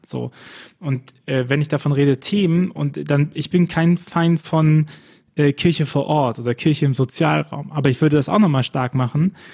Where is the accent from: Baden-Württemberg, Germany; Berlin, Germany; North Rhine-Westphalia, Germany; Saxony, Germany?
North Rhine-Westphalia, Germany; Bonn; ich bin ja gebürtiger Bonner